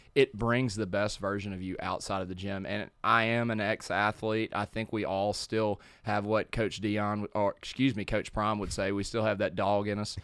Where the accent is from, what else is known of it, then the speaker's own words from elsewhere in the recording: Madison, Mississippi, United States; grew up here in Madison